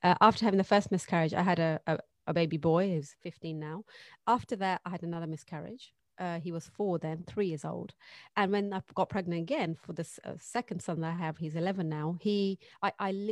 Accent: Pakistan; I grew up in Pakistan.

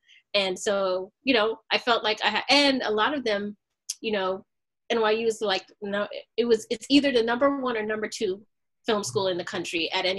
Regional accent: New York, United States; born there; Yes. Well, I was born in New York, actually.

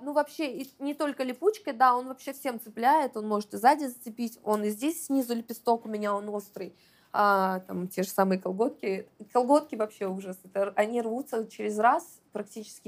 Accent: Dagestan, Russia; now in Saint Petersburg, Russia; я из Дагестана

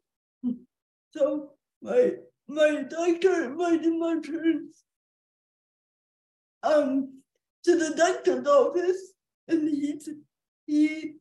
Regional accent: Ann Arbor, Michigan, United States; I was born in April of 1980 at the University of Michigan Hospital in Ann Arbor.

